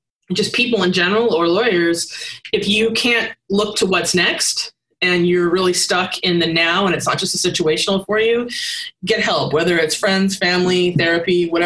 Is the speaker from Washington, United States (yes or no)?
yes; Seattle, Washington, United States; I'm from Seattle